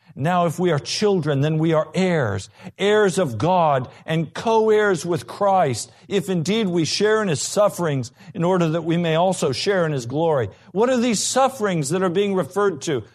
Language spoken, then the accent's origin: English; United States; we're American